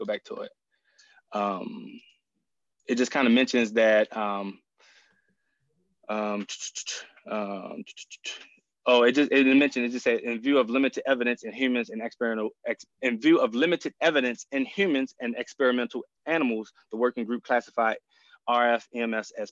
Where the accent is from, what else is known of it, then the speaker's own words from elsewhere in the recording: Baltimore, Maryland, United States; I grew up in Baltimore